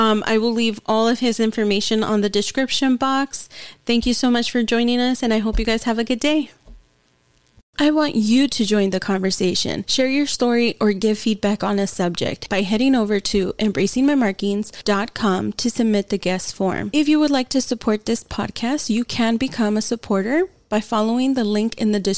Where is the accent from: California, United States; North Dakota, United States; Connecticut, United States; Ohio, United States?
California, United States; Los Angeles; moved away; I was born in Lincoln Heights